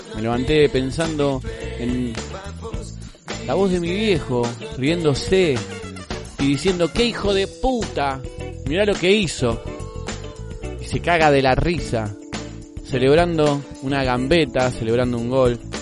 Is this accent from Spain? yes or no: no; Argentina; nuestra forma de hablar. El che, boludo, siempre presente en nuestro vocabulario